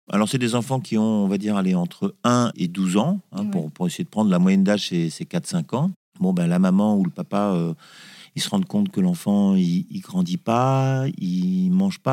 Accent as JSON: {"language": "French", "region": "Corsica", "country": "France", "said": "mais on est corse à la base"}